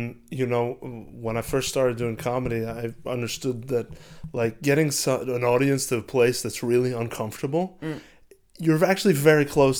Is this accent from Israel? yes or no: yes; Israel; born there; Yeah, I was born in Israel. And my parents were born in Israel, but like their genetics are all Eastern European.